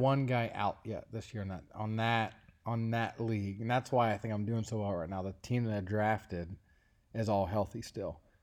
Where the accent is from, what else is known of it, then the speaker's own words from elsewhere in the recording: Cincinnati, Ohio, United States; my hometown is the University of Cincinnati